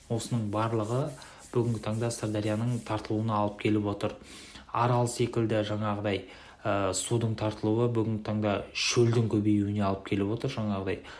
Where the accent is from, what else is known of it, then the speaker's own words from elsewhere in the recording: Shardara, Turkistan Region, Kazakhstan; оңтүстік қазақстан облысы шардара өңірінің тумасымын сырдария өзенінің бойында өскен балалардың бірімін